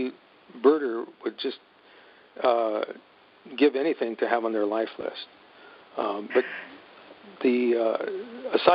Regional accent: Santa Fe, New Mexico, United States; I grew up in Santa Fe, New Mexico

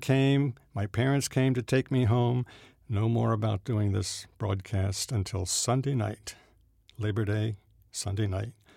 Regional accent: New Jersey, United States; I grew up in South Jersey

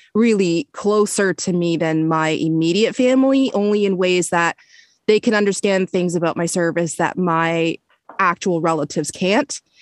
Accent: Canada; I grew up in Canada

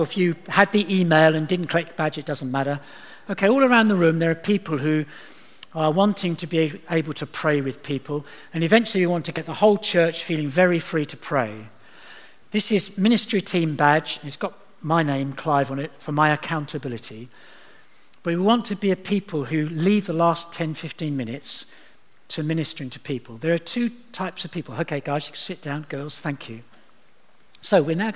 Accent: Eastbourne, South East England, United Kingdom; moved away; I'm from Eastbourne

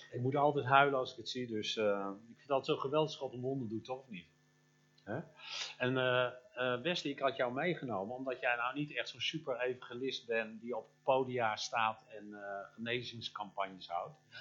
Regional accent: Limburg, Netherlands; in ons Limburg

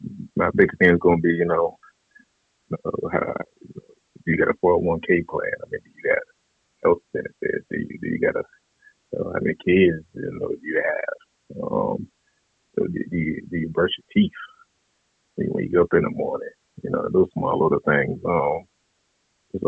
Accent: Lake City, Florida, United States; moved away as an adult; now in Washington, D.C., United States; I'm from Lake City, Florida.

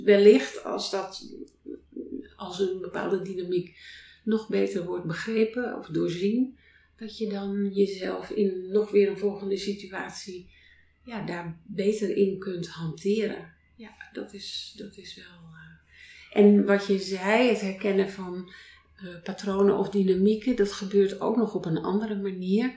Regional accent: North Holland, Netherlands; moved away; ik ben op een boerderij geboren in Noord-Holland

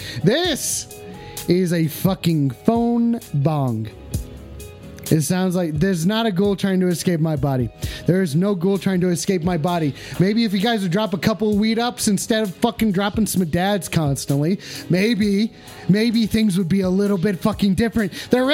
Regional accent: Philadelphia, Pennsylvania, United States; No, I'm not a ghoul. Just because I'm from Philadelphia doesn't mean that I'm a ghoul.

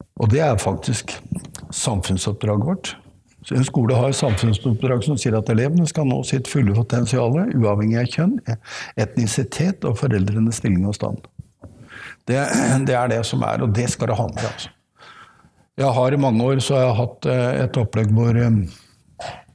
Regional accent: Oslo, Norway; jeg er oppvokst midt i Oslo

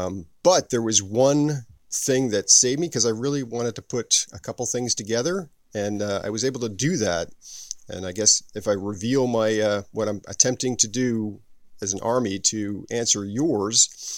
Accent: New Jersey, United States; I'm actually from New Jersey.

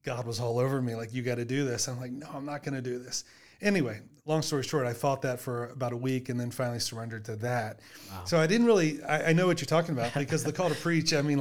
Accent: north of Baltimore, Maryland, United States; moved away as an adult; also born or lived in Virginia; now in Ohio, United States; I am from Maryland originally, just north of Baltimore, Maryland. Grew up in that area

